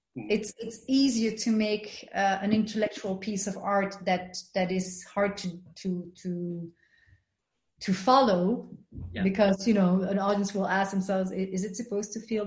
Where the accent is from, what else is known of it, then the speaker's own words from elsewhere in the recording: Belgium; I was raised in Belgium in a white neighborhood